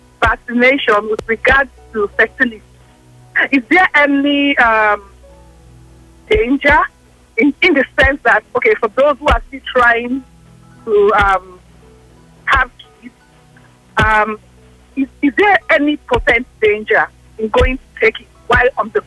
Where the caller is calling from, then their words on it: Lagos, Nigeria; I'm calling from Lagos.